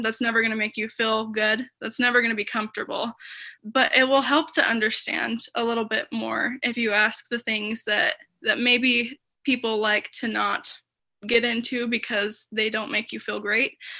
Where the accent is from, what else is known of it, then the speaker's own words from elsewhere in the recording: Taylorsville, Utah, United States; moved away as an adult; now in Des Moines, United States; I'm originally from Taylorsville, Utah, but I moved to Des Moines, Iowa